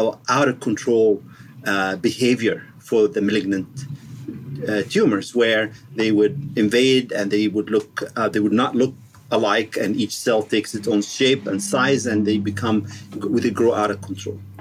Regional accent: Egypt; moved away as an adult; also born or lived in Washington, D.C., United States; now in Pasadena, United States; I grew up in Egypt and other countries, and then I went to med school in Cairo University

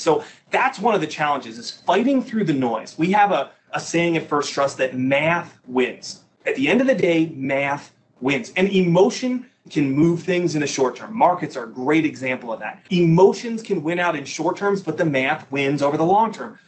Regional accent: Naperville, Illinois, United States; also born or lived in Holland, Michigan; I was born and raised in the Chicagoland area, Naperville, Illinois

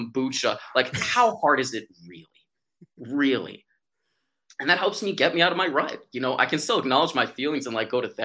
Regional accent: New York City, New York, United States; I'm from New York City

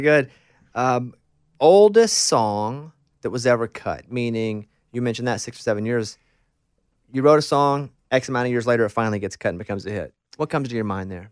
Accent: Arkansas, United States; I grew up in Arkansas

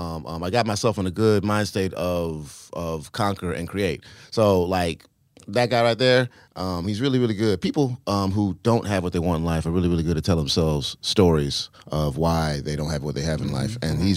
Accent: San Diego, California, United States; born there; I was born in San Diego. I was raised in about five or six different places.

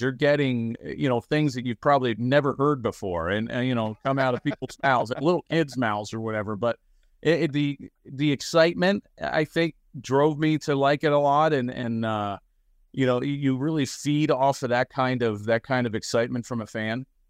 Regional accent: Baltimore, Maryland, United States; I grew up in Baltimore

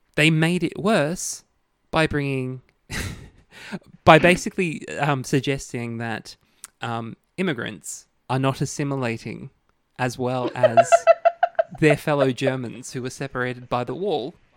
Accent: Queensland, Australia; as a Queenslander

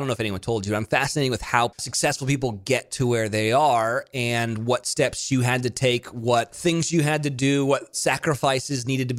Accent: Monterey, California, United States; also born or lived in Nashville; now in Los Angeles, United States; I grew up in Monterey. I went to school in Salinas, where it's an ag town.

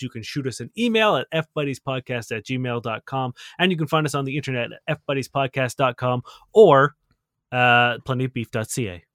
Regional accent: Canada; you're talking to a Canadian

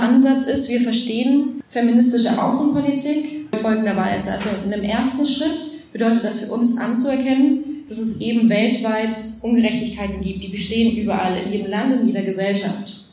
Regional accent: Franconia, Bavaria, Germany; now in Berlin, Germany; ich bin ja Fränkin. Ich denke eigentlich auch, dass ich Bayerin bin.

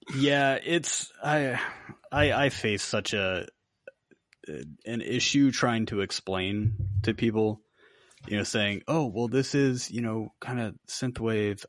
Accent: Virginia Beach, Virginia, United States; grew up off of Little Creek Road

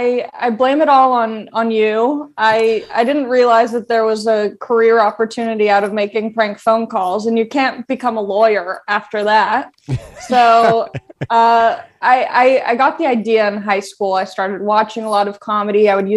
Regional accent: Long Beach, California, United States; Everyone always asks me where I'm from, and I'm like, I'm from Long Beach. And they're like, we thought you were from like the Midwest or something.

